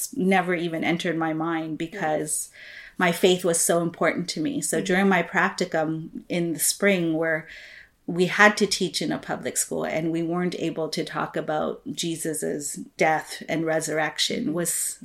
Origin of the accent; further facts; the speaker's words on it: Philippines; now in Canada; I grew up in the Philippines. I was mm-hmm. born and raised there.